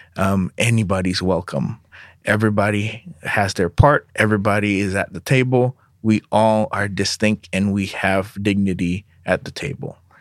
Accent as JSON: {"language": "English", "region": "Jakarta", "country": "Indonesia", "tie": "born or raised there", "moved": "yes", "lives_now": "United States", "said": "My parents, uh, are Indonesians. I was born in Indonesia, in Jakarta"}